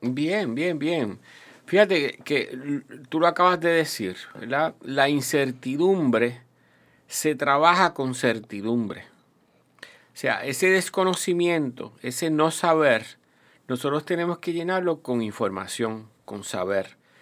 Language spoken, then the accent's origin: Spanish; Puerto Rico; also born or lived in Toa Alta, Puerto Rico; es Puerto Rico y somos los puertorriqueños